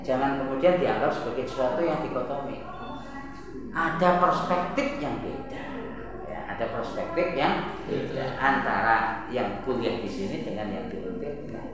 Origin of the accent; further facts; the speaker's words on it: Java, Indonesia; saya orang Jawa